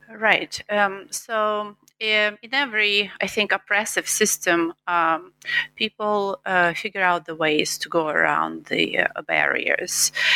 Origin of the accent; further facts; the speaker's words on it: Eastern Ukraine, Ukraine; English is a second language; moved away as an adult; now in United States; I'm from Eastern Ukraine, and um, I lived all my childhood up to after college um, there